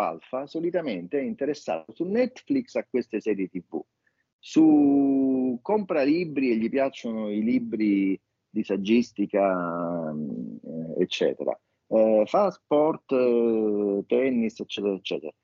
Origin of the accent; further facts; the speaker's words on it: Rome, Lazio, Italy; Da romani